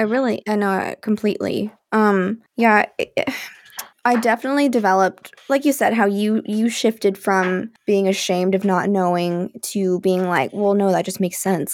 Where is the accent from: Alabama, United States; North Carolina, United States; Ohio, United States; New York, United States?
Alabama, United States; I was raised in Alabama